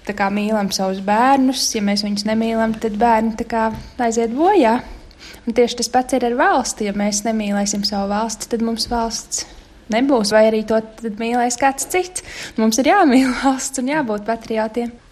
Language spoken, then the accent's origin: Latvian; Latvia; moved away; mēs esam latvieši